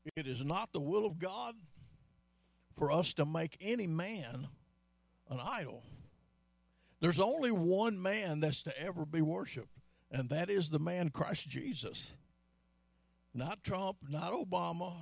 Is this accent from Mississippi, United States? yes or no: yes; Pearl, Mississippi, United States; now in Baytown, United States; When I was a boy growing up in Pearl, Mississippi